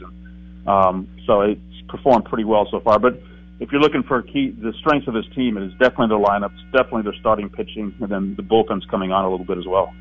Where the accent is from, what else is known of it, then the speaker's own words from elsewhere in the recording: Houston, Texas, United States; I, I grew up in Houston